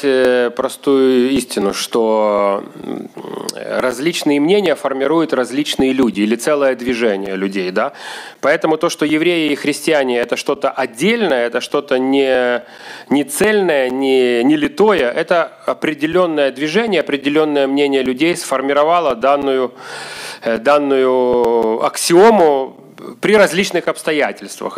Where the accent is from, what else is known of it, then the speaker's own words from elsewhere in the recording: Odesa, Odesa Oblast, Ukraine; moved away as an adult; now in Kyiv, Ukraine; Я здесь родился в Одессе